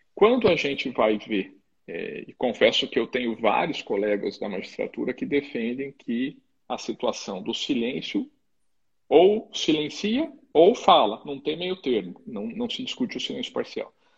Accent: Curitiba, Paraná, Brazil; moved away as an adult; now in Mato Grosso do Sul, Brazil; sou formado pelo, lá no Paraná, sou de Curitiba

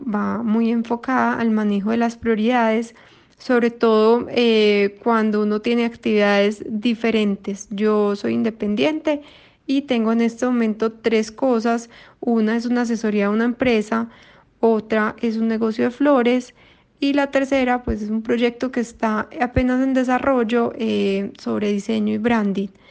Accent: Colombia; soy de Colombia

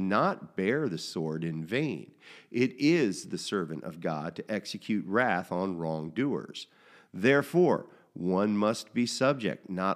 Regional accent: United States; as an American in the 21st century

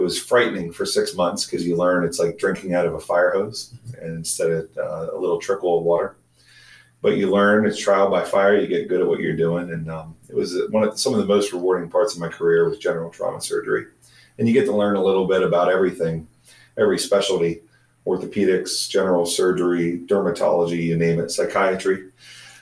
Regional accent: near Glendale, Pennsylvania, United States; I grew up here locally near Glendale, went to Penn State undergraduate

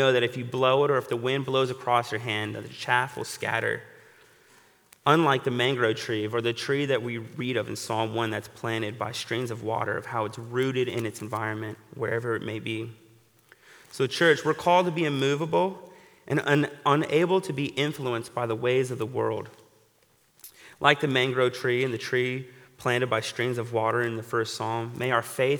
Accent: Florida, United States; moved away; my home state of Florida

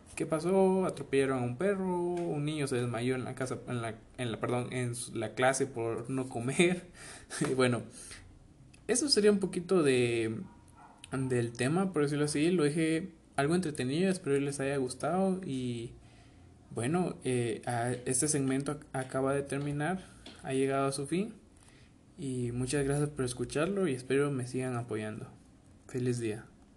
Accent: Guatemala; nosotros somos bueno, los guatemaltecos, los chapines

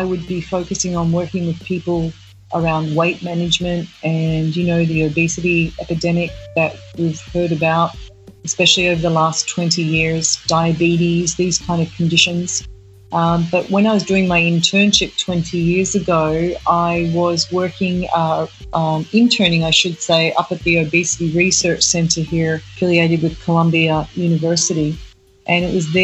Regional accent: Australia; moved away as an adult; now in New York, United States; Born and raised in Australia. I came to New York probably about, 20 years ago.

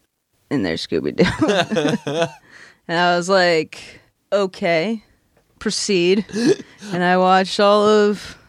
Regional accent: North Hampton, New Hampshire, United States; I'm from New Hampshire.

